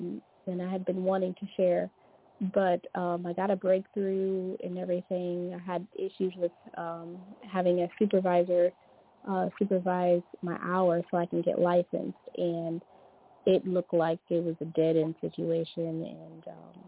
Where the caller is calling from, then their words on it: Louisiana, United States; This is … from Louisiana.